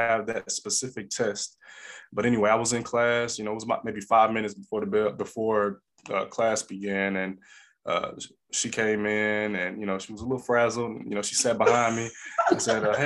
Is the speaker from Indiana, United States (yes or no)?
no; East St. Louis, Illinois, United States; moved away; also born or lived in Alabama; I'm originally from the St. Louis area, originally from East St. Louis, Illinois